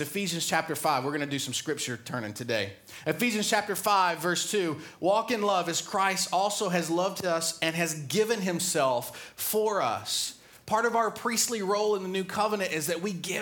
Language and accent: English; the South, United States; I grew up in the South